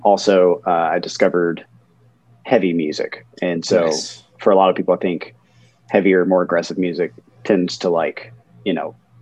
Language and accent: English; Smyrna, Tennessee, United States; now in Nashville, United States; technically I grew up in a town just south of Nashville called Smyrna, Tennessee